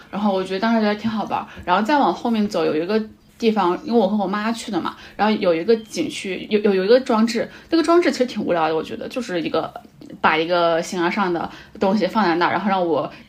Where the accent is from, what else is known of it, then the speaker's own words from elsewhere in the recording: Hunan, China; 正好我也是湖南人